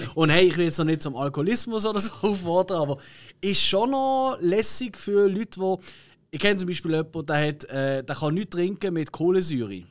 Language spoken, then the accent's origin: German; Switzerland; bei uns in der Schweiz